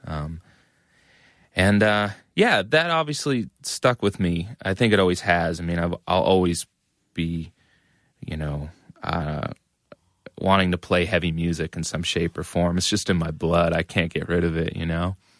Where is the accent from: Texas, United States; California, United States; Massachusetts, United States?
Massachusetts, United States; Methuen; I grew up in Methuen, which is a suburb of Massachusetts, uh, about a half hour north of Boston